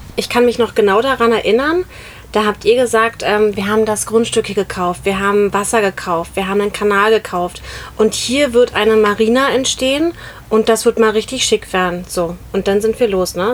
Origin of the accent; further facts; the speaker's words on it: Berlin, Germany; auch gebürtige Berlinerin